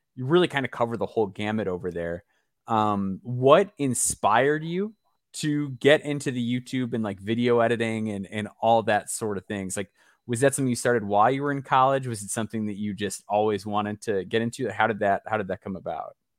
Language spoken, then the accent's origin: English; Chicago, Illinois, United States; I grew up in the Chicagoland area